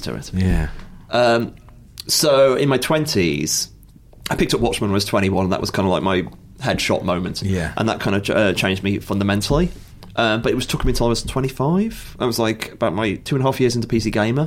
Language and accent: English; Stafford, West Midlands, United Kingdom; I'm from Stafford